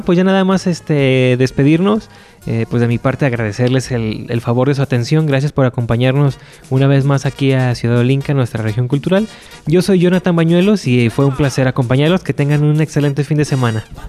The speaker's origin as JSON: {"language": "Spanish", "town": "Guadalajara", "region": "Jalisco", "country": "Mexico", "said": "como tapatío, como jalisciense"}